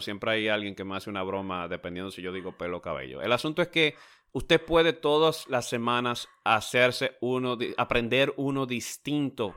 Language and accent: Spanish; Dominican Republic; now in United States; en mi país, en República Dominicana